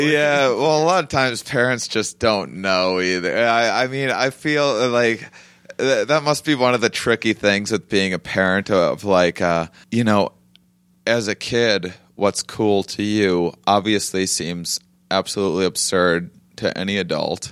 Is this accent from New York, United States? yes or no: no; La Crosse, Wisconsin, United States; also born or lived in Austin, Texas; now in Los Angeles, United States; I'm from Wisconsin, yeah, so from Lacrosse, so I'm from you know two and a half hours from here